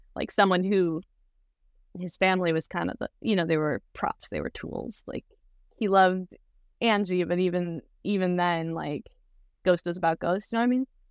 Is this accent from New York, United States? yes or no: no; Wisconsin, United States; now in Los Angeles, United States; We grew up together in Wisconsin and now we live together in L